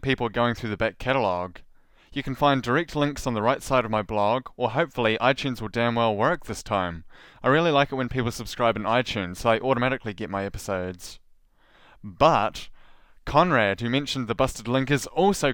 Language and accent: English; New Zealand; our minor island nation of New Zealand